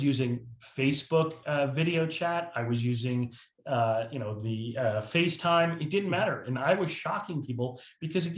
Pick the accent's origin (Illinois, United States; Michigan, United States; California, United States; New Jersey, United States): New Jersey, United States; moved away as an adult; now in South Carolina, United States; I moved from New Jersey, which has been my lifelong home, yeah, 2 years ago, to South Carolina, which I live in paradise now.